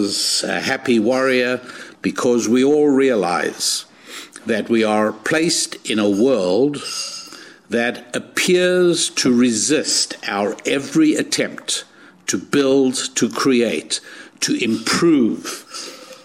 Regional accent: South Africa; moved away as an adult; also born or lived in England / Israel; now in United States; I was born in South Africa, and by the time I was 10 years old, my parents were

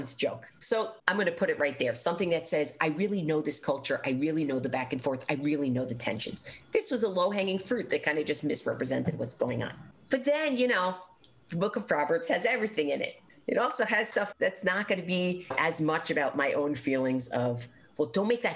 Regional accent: United States; as an American Jew

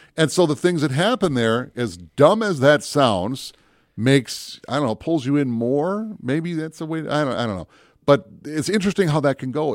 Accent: Minneapolis, Minnesota, United States; also born or lived in Brainerd, Minnesota; I grew up down in the Twin Cities, and I spent a lot of time in the Northwoods, especially in the Brainerd area

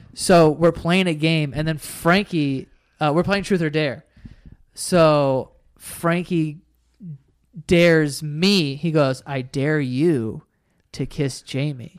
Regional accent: New York City, New York, United States; my school wasn't even that white. Like, it was pretty diverse. Like, we're from Queens

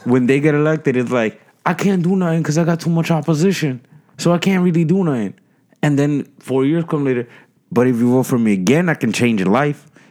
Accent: Jersey City, New Jersey, United States; I grew up in Jersey City

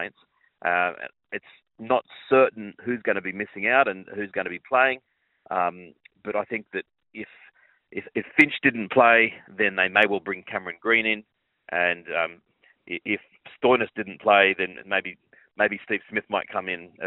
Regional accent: Sydney, New South Wales, Australia; It is in Sydney, my hometown.

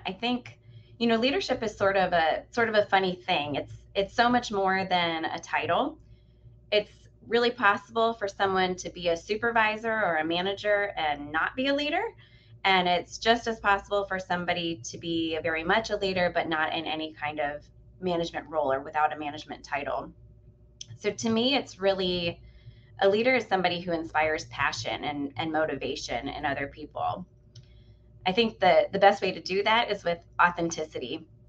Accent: Midwest, United States; also born or lived in Cleveland / Chicago / Indianapolis; I grew up in the Midwest. I lived in Cleveland, Chicago, and Indianapolis

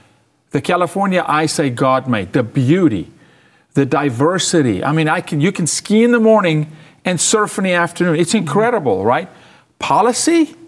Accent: South Africa; moved away as an adult; also born or lived in Canada; Remember, I'm from South Africa. Lived the majority of my life under apartheid.

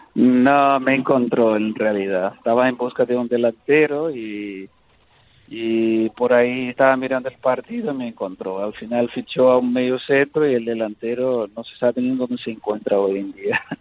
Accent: Brazil; moved away; also born or lived in Spain; no he dejado de ser brasileño, sigo siendo brasileño

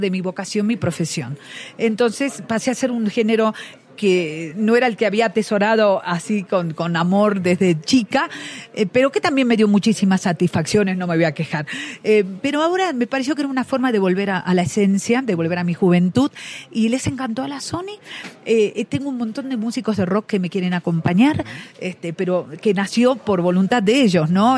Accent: Argentina

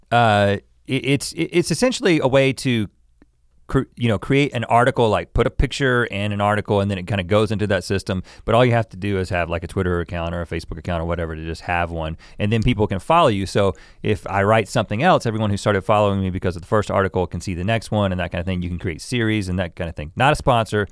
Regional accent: the South, United States; I grew up in the South

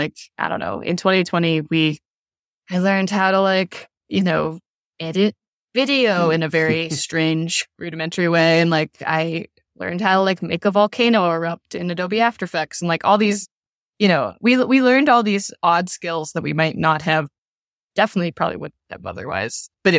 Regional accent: Louisville, Kentucky, United States; like at the final night of the tour was in my hometown, in Louisville, at a club I loved to go to when I was younger.

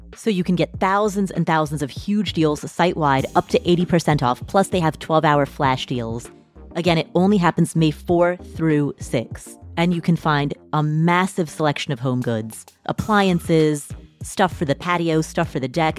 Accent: Nepal; moved away; I'm from Nepal

